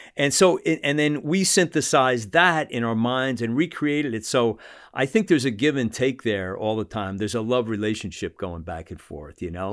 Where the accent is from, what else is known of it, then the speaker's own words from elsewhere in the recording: United States; also born or lived in Salt Lake City; as an American